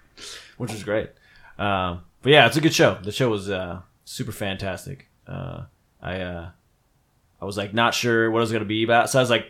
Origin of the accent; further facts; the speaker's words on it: New Jersey, United States; He's like, where are you from? So I'm from New Jersey, you know?